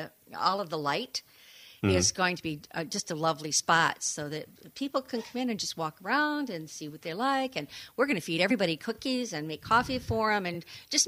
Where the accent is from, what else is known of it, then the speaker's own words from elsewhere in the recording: Rosebush, Michigan, United States; now in Saugatuck, United States; I was born in Greater Downtown Rosebush, Michigan.